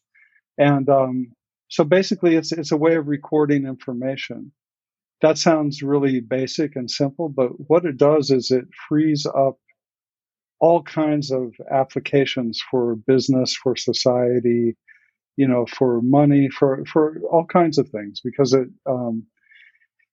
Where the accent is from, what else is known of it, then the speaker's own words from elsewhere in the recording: Kansas, United States; moved away as an adult; also born or lived in Colorado; now in New York, United States; I was born in Colorado and grew up in Kansas